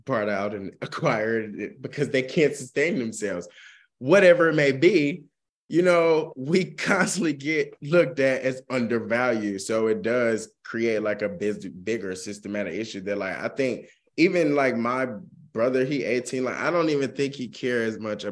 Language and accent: English; Georgia, United States; I grew up in Georgia